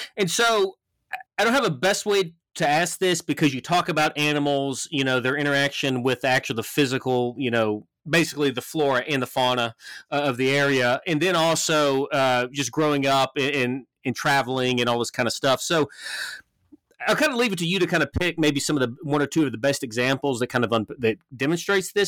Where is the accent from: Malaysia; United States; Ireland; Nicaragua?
United States; Memphis, Tennessee; moved away as an adult; now in Montana, United States; growing up in Memphis